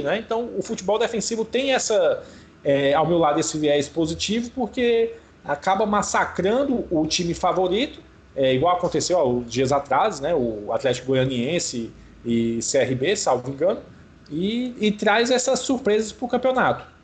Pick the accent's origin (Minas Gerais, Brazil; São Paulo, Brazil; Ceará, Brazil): Ceará, Brazil